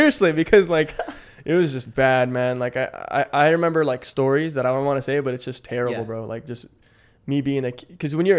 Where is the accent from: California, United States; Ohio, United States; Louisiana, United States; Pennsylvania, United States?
California, United States; Palo Alto; born there; also born or lived in South San Francisco / Manila; So I was born in Palo Alto in 1998.